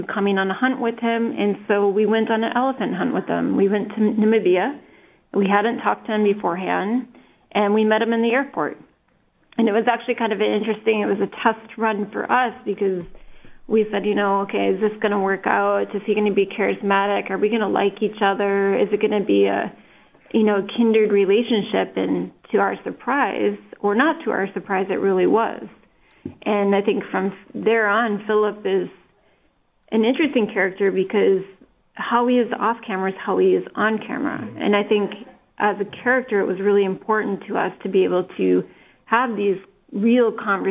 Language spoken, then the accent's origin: English; northern Minnesota, United States; growing up in northern Minnesota